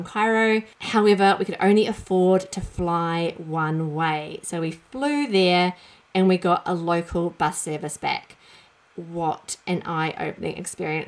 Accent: New Zealand; I grew up in New Zealand, as you might be able to tell from my accent

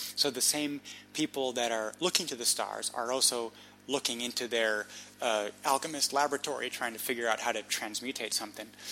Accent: Munich, Bavaria, Germany; moved away; I grew up in Munich

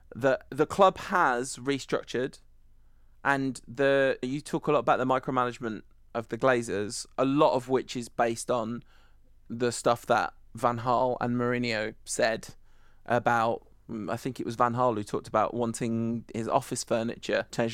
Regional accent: United Kingdom; we're British

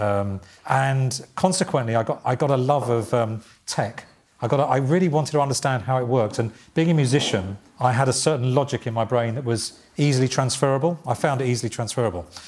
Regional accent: Essex, East of England, United Kingdom; i was born in Essex

